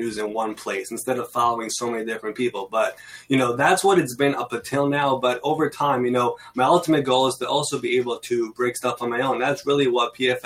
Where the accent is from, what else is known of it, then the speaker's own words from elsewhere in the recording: New York City, New York, United States; I'm from New York. I've been in Queens, New York my entire life, actually.